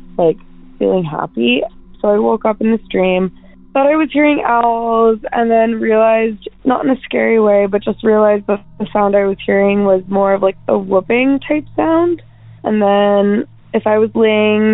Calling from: Pacific Northwest, United States; I'm calling from the Pacific Northwest.

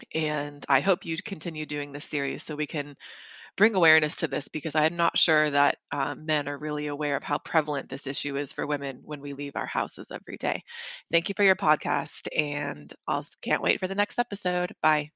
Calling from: London, United Kingdom; moved away; I am calling you from London, England

